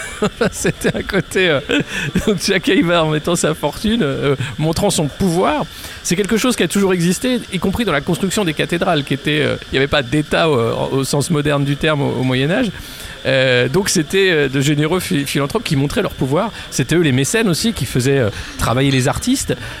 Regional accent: France; on est français

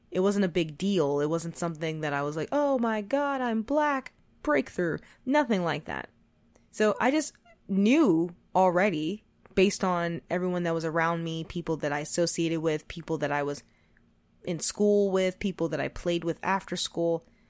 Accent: United States; I was born and raised in America

